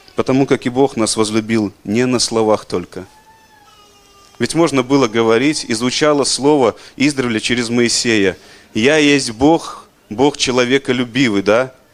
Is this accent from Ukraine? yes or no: no; Belarus; мы, белорусы